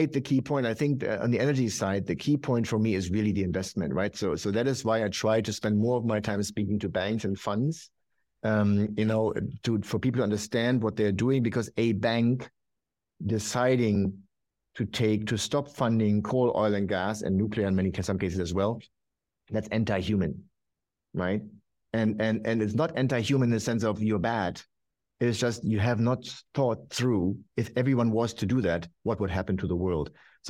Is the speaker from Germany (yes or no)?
yes; Germany; But look, I'm from Germany.